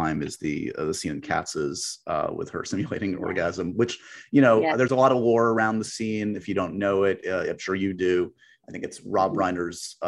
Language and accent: English; New York, United States; me growing up in New York